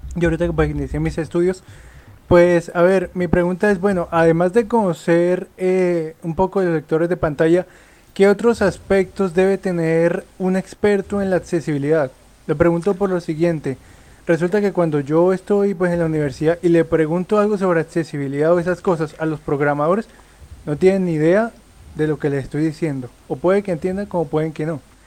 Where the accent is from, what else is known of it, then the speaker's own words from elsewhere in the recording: Colombia; soy colombiano